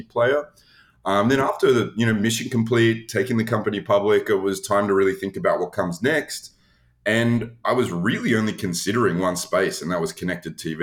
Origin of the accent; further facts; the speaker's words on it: Australia; moved away as an adult; now in United States; I am not someone who grew up in the US. I'm originally from Australia.